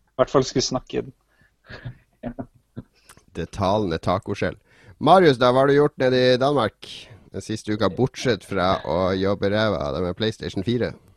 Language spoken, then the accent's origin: Norwegian; Northern Norway, Norway; Siden jeg kommer fra Nord-Norge